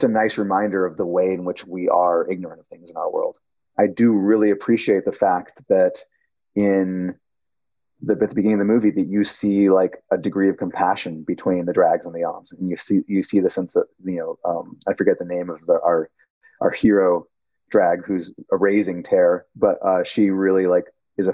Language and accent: English; Milwaukee, Wisconsin, United States; moved away; I grew up in Milwaukee, Wisconsin